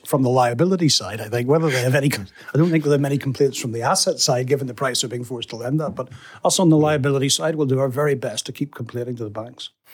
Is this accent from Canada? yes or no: no; England, United Kingdom; as an Englishman